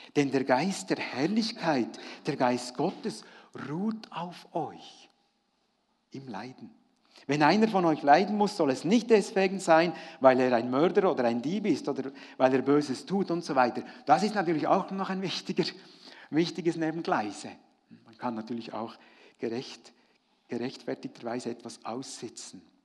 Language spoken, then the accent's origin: German; Frutigen, Bern, Switzerland; Ich habe ja als Kind in Fruttingen, da war ich eben noch, noch jung